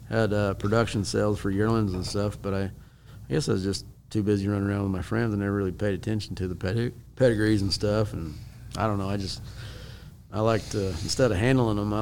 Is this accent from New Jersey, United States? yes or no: no; Purcell, Oklahoma, United States; also born or lived in Norman, Oklahoma; I was born in Norman, lived in Purcell, Oklahoma